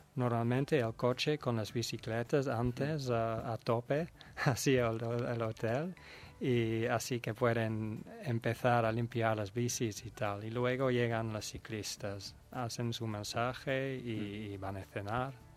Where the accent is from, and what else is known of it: Netherlands; Spanish is a second language; now in Spain